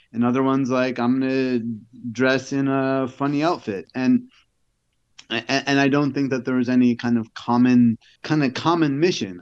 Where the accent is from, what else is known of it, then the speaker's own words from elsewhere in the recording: New York, United States; moved away; I'm from New York